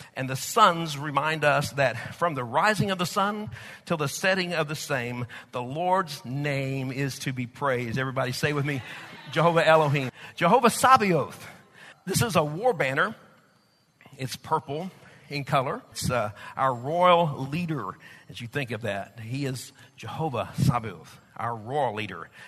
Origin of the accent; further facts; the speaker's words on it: United States; accent: Okie Texas; also born or lived in Oklahoma / Texas; my Okie Texas accent or Texas Okie accent